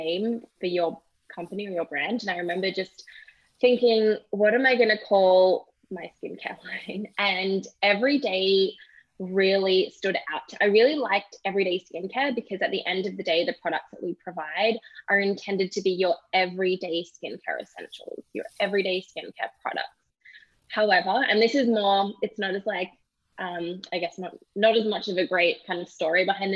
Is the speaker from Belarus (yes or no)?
no; Australia; moved away as an adult; also born or lived in British Columbia, Canada; now in Toronto, Canada; obviously I'm not from Canada. I'm originally from Australia and I moved to Canada 5 years ago